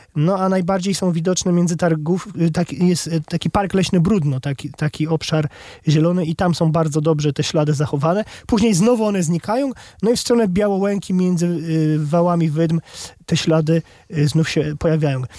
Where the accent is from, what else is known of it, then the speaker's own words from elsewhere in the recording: Masovian Voivodeship, Poland; u nas na Mazowszu